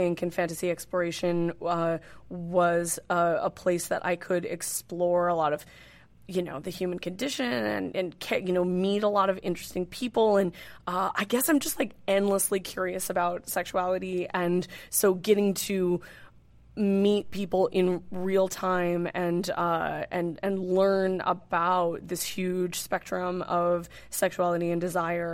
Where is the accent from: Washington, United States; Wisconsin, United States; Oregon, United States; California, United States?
California, United States; Northern; moved away as an adult; now in New York City, United States; I grew up in Northern California, mm-hmm. And lived in Northern California most of my life. I've been in New York City for 6 years.